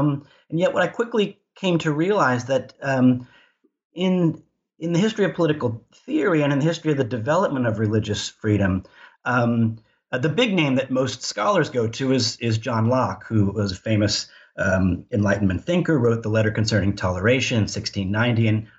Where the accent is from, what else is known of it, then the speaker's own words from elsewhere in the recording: outside of Philadelphia, Pennsylvania, United States; moved away as an adult; also born or lived in North Carolina / Madison, Wisconsin; I was born and raised outside of Philadelphia.